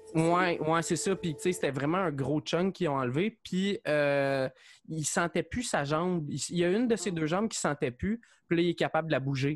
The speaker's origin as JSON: {"language": "French", "town": "Saint-Mathias-sur-Richelieu", "region": "Quebec", "country": "Canada", "moved": "as an adult", "lives_now": "Longueuil, Canada", "said": "je viens de Saint-Mathieu, je suis sur Richelieu"}